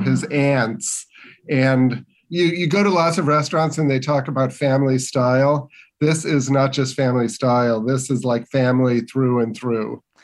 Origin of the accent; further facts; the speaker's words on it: Westchester, Illinois, United States; growing up in the western suburbs of Chicago